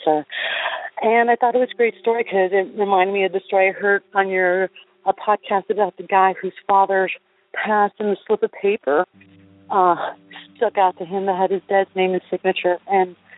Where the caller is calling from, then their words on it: Florida, United States; I'm calling from Florida